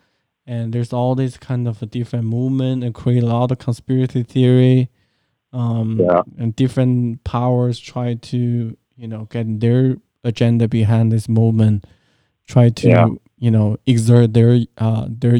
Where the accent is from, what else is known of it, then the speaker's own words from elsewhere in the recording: China; moved away; growing up in China